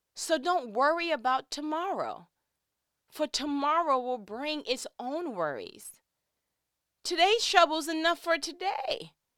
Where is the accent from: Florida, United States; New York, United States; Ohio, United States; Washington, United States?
New York, United States; I'm from New York